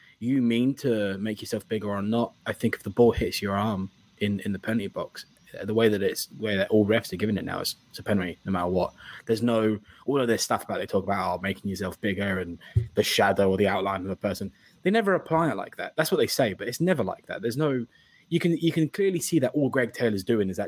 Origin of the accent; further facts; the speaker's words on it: England, United Kingdom; being English